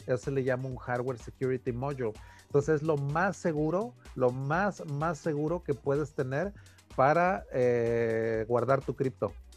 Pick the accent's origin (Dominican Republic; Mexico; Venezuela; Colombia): Mexico; Taxco, Guerrero; moved away; ahí en mi ciudad natal había una imprenta